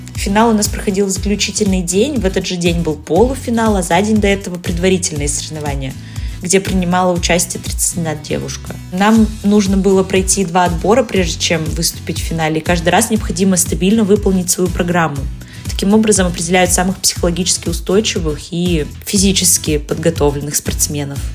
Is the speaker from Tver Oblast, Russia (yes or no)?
no; Yekaterinburg, Sverdlovsk Oblast, Russia; соревноваться в родном городе